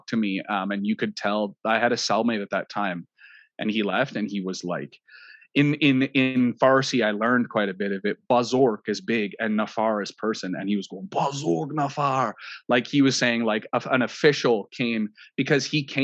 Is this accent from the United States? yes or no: no; Canada; I'm Canadian